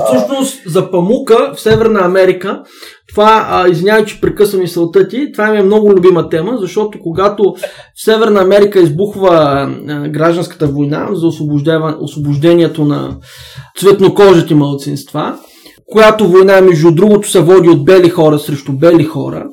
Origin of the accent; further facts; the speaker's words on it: Bulgaria; аз съм българин, аз се идентифицирам като българин